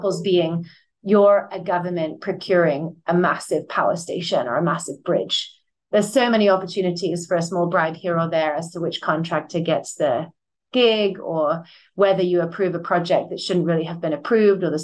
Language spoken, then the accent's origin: English; Buckinghamshire, South East England, United Kingdom; I grew up in Buckinghamshire